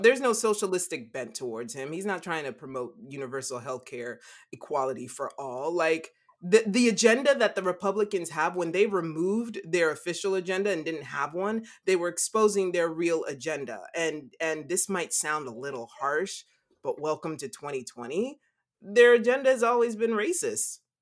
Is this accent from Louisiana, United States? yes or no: yes; Louisiana, United States; growing up in Louisiana